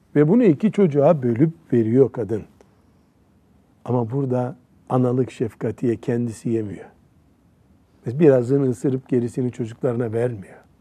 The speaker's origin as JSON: {"language": "Turkish", "region": "Black Sea Region", "country": "Turkey", "said": "Bizim Karadeniz'de"}